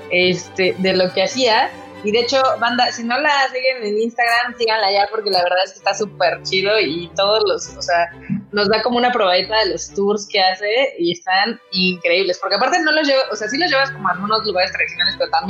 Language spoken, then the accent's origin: Spanish; Mexico; moved away as an adult; now in Japan; Bueno, eh, soy una mexicana acá en Japón. Ya tengo 18 años por acá.